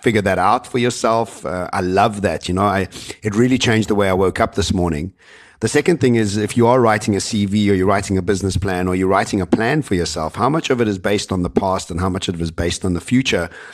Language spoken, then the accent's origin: English; Cape Town, Western Cape, South Africa; moved away as an adult; also born or lived in Johannesburg, South Africa; now in Dubai, United Arab Emirates; I come from Cape Town